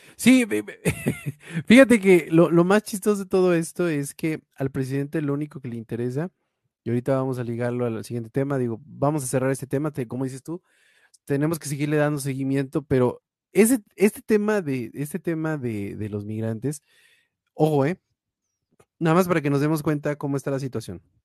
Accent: Mexico; como mexicano

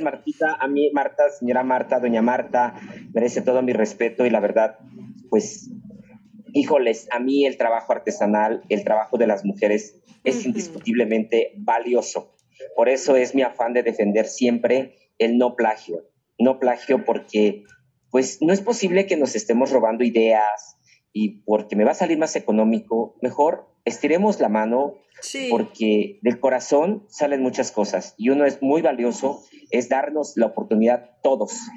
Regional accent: Mexico; así somos los mexicanos, muy, muy, este, muy regateadores

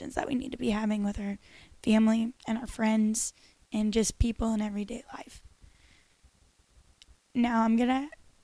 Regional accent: St. Louis, Missouri, United States; I grew up in St. Louis

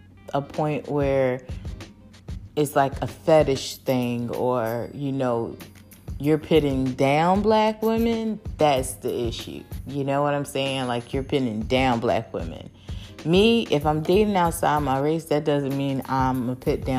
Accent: United States; I'm American girl

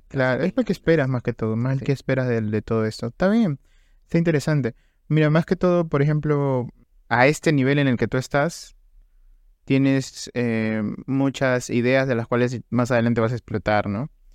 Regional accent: Trujillo, La Libertad, Peru; nosotros somos de Trujillo, o sea, del departamento de la libertad Trujillo.

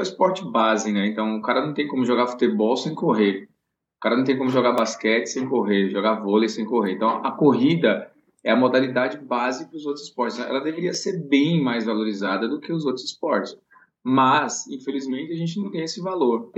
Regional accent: Vitória da Conquista, Bahia, Brazil; moved away as an adult; now in São Paulo, Brazil; eu sou de Vitória da Conquista, né, sou do interior

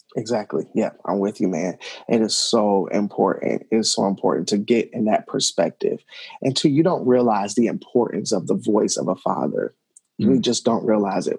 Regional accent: Cincinnati, Ohio, United States; the community that I grew up in in Madisonville and Cincinnati

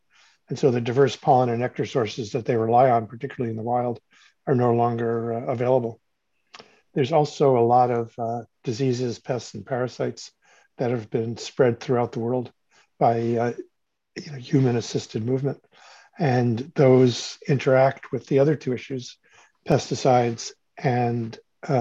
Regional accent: Cleveland, Ohio, United States; moved away as an adult; I grew up in Cleveland, Ohio, and on the banks of the Cuyahoga River, which when I left town in 1968, I left to go to university.

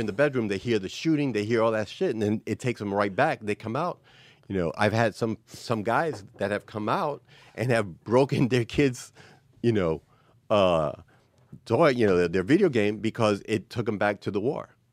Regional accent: New York City, New York, United States; born and raised, you know, New York City. I was raised in the Bronx

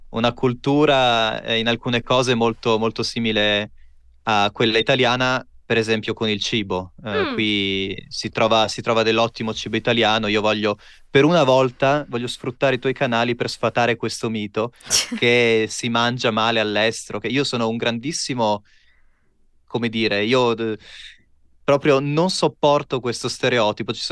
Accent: Pordenone, Friuli-Venezia Giulia, Italy; Io vengo da... Vengo da Pordenone, in Friuli Venezia

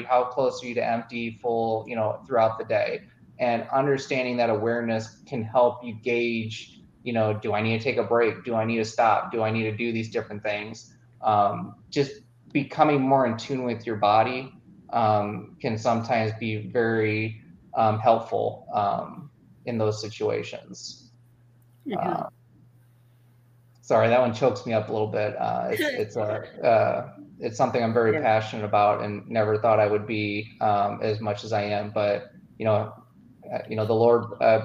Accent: Midwest, United States; I'm from the Midwest.

